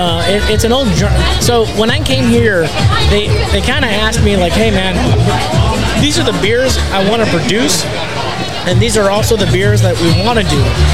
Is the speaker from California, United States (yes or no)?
no; Mission, Texas, United States; moved away; And I was like, yeah, I'm from Mission, actually.